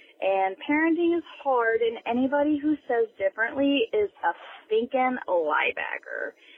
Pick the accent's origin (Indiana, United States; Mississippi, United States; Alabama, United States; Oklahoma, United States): Indiana, United States; I'm from Indiana.